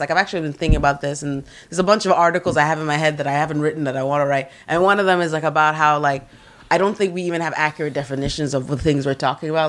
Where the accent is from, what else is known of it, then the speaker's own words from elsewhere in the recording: New York, United States; also born or lived in Kenya; even though I'm originally from Kenya and I grew up in New York